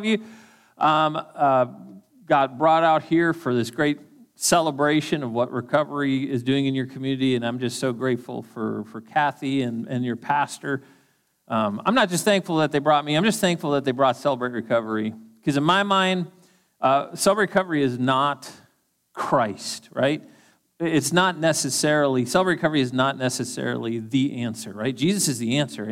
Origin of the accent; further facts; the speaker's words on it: Duluth, Minnesota, United States; moved away; also born or lived in Eagan, Minnesota; I'm from Duluth originally, and I've lived in Eagan for a little while